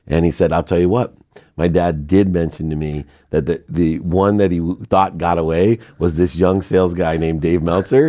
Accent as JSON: {"language": "English", "town": "Akron", "region": "Ohio", "country": "United States", "tie": "born or raised there", "also_born_or_lived": "San Diego", "moved": "yes", "said": "we grew up in Akron"}